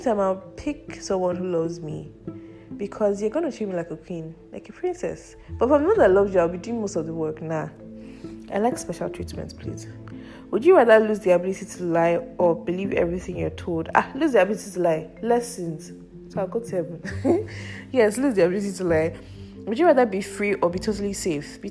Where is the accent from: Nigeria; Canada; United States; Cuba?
Nigeria; I'm a Nigerian